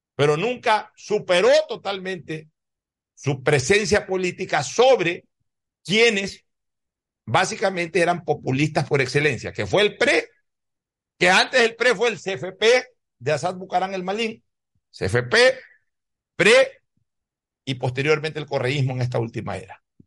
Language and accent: Spanish; Guayaquil, Guayas, Ecuador; Guayaquil no solamente que es mi ciudad natal